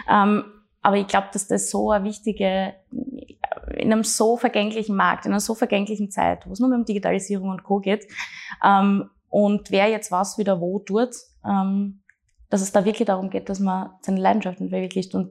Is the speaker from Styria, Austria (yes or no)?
yes; Graz, Styria, Austria; meine Heimat und extrem viele äh, gute und wenig schlechte Erinnerungen.